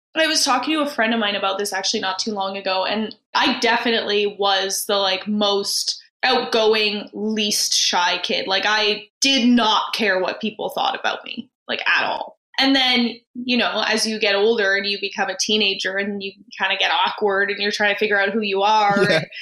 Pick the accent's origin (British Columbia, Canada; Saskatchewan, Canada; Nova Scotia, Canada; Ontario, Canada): British Columbia, Canada; Vancouver; I am from Vancouver